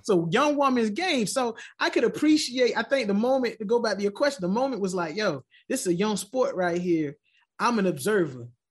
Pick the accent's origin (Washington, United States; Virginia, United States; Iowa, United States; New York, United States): Virginia, United States; I'm from Virginia, from, from Southeastern to Northern Virginia. I'm from Virginia. I'm a Virginia guy.